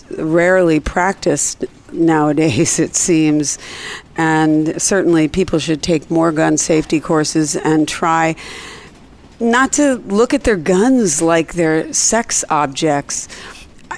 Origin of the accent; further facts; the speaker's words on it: Pennsylvania, United States; moved away; Pennsylvania, my home state